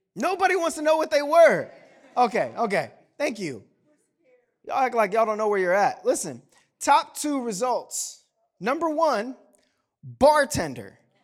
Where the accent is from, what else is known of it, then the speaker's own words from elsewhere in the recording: the South, United States; I'm from the South